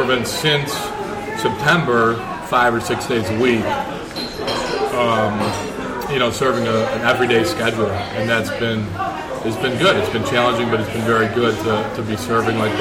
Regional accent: Rochester, New York, United States; I grew up here in Rochester

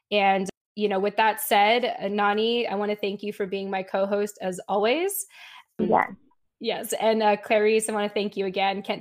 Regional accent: United States; this whole journey of being a Filipino American woman

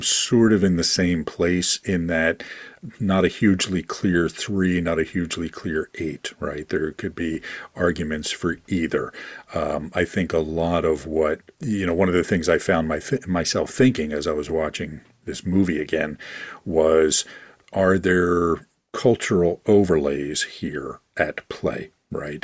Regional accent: Philadelphia, Pennsylvania, United States; my hometown of Philadelphia

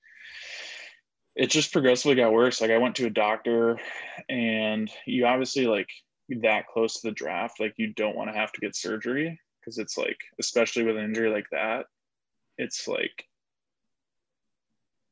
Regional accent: Indianapolis, Indiana, United States; I'm from Indy

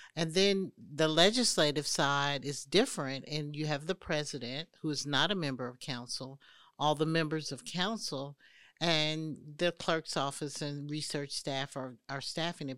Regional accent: Indianapolis, Indiana, United States; moved away as an adult; now in Atlanta, United States; I grew up in Indianapolis, Indiana.

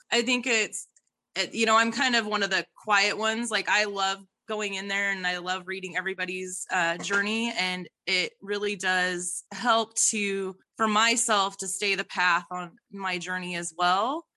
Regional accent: Idaho, United States; I am forty years old, and I am from Idaho

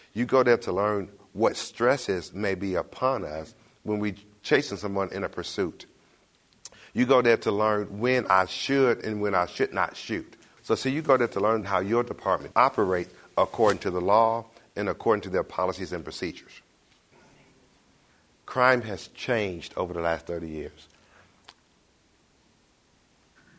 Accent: Detroit, Michigan, United States; now in Knoxville, United States; I am originally from Detroit.

